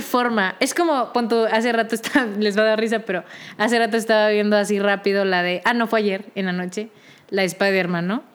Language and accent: Spanish; Querétaro, Mexico; moved away as an adult; now in Mexico City, Mexico; Yo que soy de la ciudad de Querétaro, me mudé también a la ciudad de México para poder estudiar esto